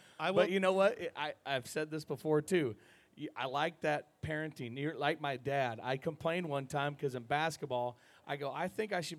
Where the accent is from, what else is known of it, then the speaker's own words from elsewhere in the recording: Sidney, Iowa, United States; my hometown rodeo, Sydney, Iowa.